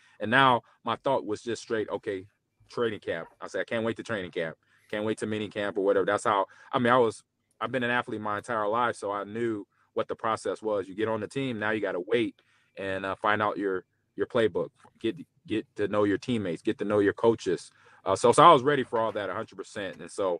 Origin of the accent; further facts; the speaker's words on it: Los Angeles, California, United States; I had some close family friends that I grew up with in the Los Angeles area.